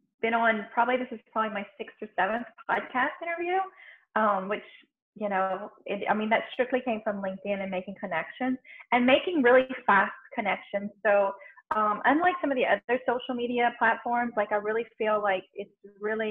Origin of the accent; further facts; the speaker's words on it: Louisiana, United States; I'm born and raised in Louisiana in the middle of Cajun French culture.